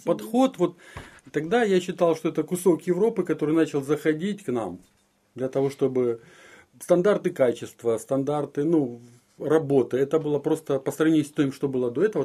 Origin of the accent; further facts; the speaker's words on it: Makiivka, Donetsk Oblast, Ukraine; moved away as an adult; я родился в городе Макеевка